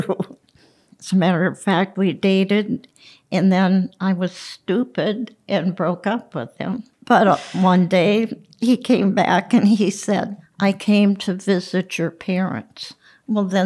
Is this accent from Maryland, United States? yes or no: no; Scandia, Pennsylvania, United States; I grew up in Scandia.